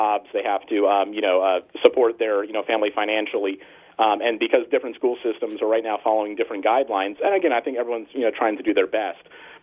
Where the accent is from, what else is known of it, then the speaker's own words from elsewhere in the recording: Northern California, United States; I grew up in Northern California